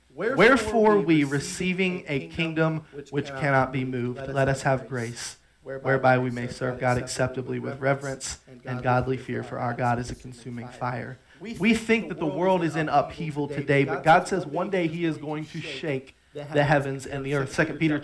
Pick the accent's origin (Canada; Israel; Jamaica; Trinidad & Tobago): Trinidad & Tobago; Even though I spent a lot of years on the mission field, I grew up outside of America. I grew up in Trinidad.